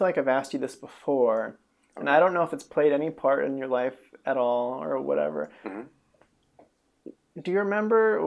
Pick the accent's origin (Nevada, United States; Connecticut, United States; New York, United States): Nevada, United States; Reno; moved away as an adult; also born or lived in New Mexico / Winnemucca, Nevada; now in Los Angeles, United States; Reno, Nevada, which coincidentally is effectively my hometown